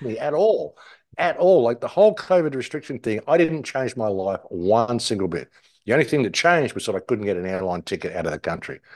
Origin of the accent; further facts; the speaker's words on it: England, United Kingdom; being an English person